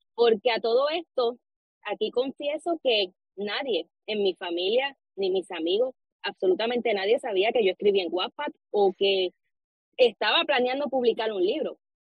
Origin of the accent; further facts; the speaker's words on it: Arecibo, Puerto Rico; soy de aquí de Puerto Rico, de Arecibo.